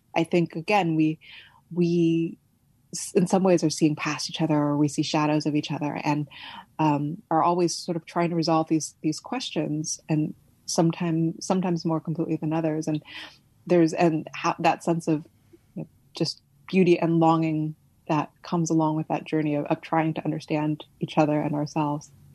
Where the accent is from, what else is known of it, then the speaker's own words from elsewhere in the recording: California, United States; also born or lived in Beijing, China; I was born and raised in California, but I'm ethnically Chinese by descent